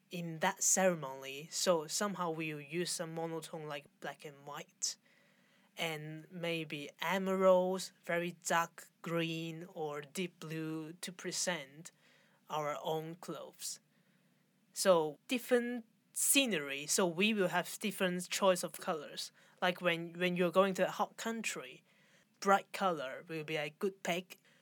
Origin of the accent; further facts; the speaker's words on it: Hong Kong; I'm from Hong Kong